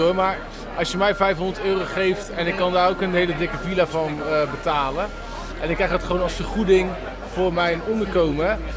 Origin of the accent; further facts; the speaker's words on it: Netherlands; wij als Nederlanders